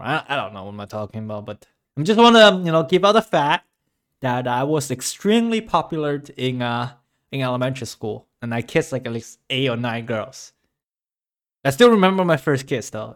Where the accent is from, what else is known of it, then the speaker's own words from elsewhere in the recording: China; moved away; my childhood, growing up in China